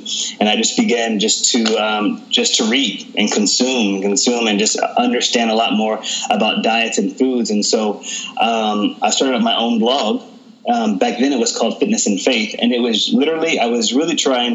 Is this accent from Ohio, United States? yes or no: no; Texas, United States; I grew up in Texas.